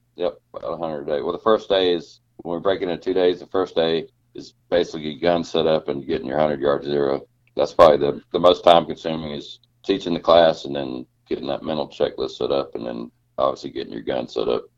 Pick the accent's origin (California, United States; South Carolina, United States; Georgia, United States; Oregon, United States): Georgia, United States; I grew up in Georgia